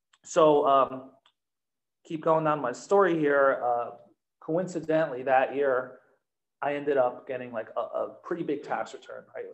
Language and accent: English; New Jersey, United States; moved away; Back in New Jersey, I'm also from New Jersey